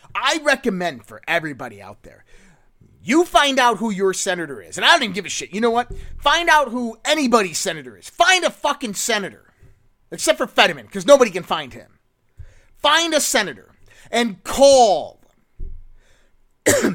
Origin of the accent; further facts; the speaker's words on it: United States; I'm an American through and through